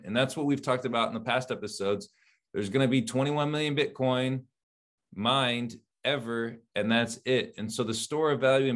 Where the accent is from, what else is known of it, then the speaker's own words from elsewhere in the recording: United States; I'm from the United States